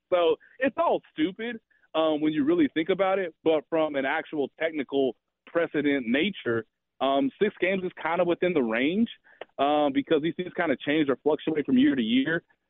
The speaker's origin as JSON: {"language": "English", "town": "Kansas City", "region": "Missouri", "country": "United States", "tie": "born or raised there", "said": "And I'm telling basically the city that is my hometown"}